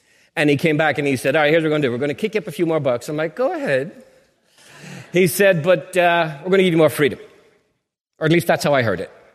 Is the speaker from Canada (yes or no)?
no; Ireland; moved away